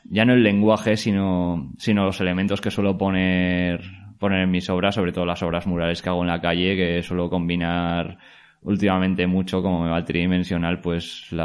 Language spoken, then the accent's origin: Spanish; La Rioja, Spain; now in Valencia, Spain; Pues bueno, mi historia, yo soy de, originario de La Rioja, aunque ahora vivo aquí en Valencia.